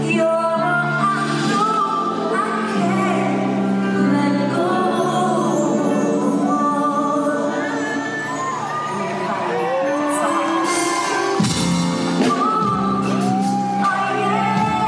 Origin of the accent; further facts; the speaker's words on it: Sydney, New South Wales, Australia; moved away; in my hometown